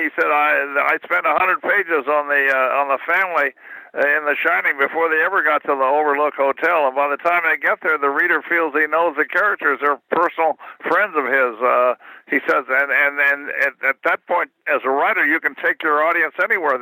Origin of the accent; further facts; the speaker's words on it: Kansas City, Missouri, United States; moved away as an adult; I spent the first 19 years of my life in Kansas City